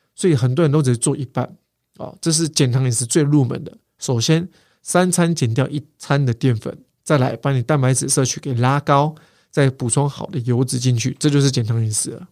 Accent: Kaohsiung, Taiwan; 我是高雄人，那个时候我去大寮去念书

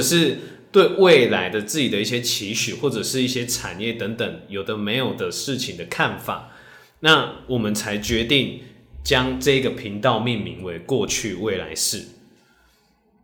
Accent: Tainan, Taiwan; moved away as an adult; now in Taipei, Taiwan; 因为我是台南人， 然后我上北上来工作

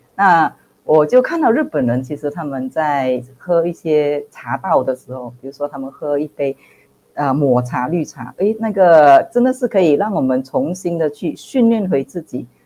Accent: Malaysia; 我是来自马来西亚的营养师

